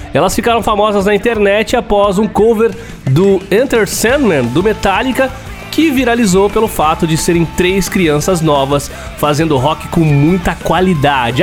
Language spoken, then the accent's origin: Portuguese; São Paulo, Brazil; Lá de São Paulo, minha terra